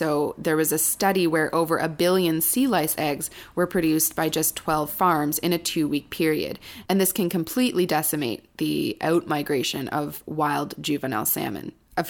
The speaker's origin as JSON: {"language": "English", "region": "Ontario", "country": "Canada", "said": "I'm from Ontario."}